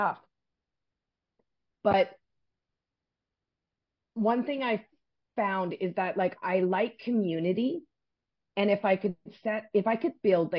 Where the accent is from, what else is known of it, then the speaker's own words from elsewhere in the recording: Saskatchewan, Canada; moved away; also born or lived in West Coast, Canada; But I grew up in the prairies. I grew up in Saskatchewan.